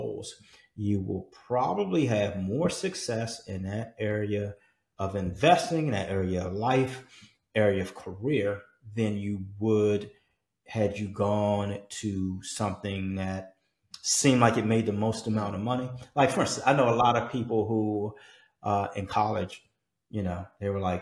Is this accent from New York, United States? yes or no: no; Washington, District of Columbia, United States; came out of Washington, D.C., out of my hometown